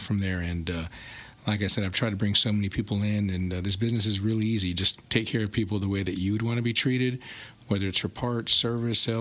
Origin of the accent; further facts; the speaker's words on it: Alice, Texas, United States; moved away as an adult; also born or lived in San Antonio, Texas / Austin, Texas; I'm originally from Alice, Texas. So that's where I finished high school